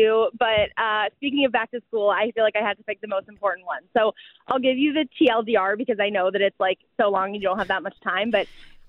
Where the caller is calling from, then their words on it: New York, United States; I'm calling from New York. I'm standing on a crazy, busy street.